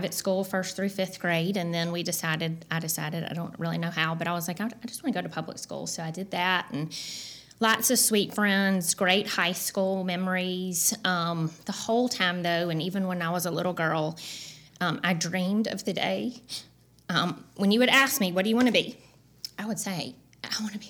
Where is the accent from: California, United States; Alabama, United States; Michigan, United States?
Alabama, United States; Dothan; I grew up in Dothan, Alabama, peanut capital of the world.